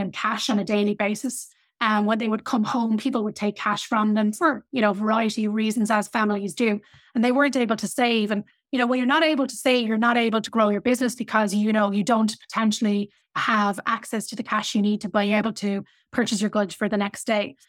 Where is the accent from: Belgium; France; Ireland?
Ireland; I come from Ireland.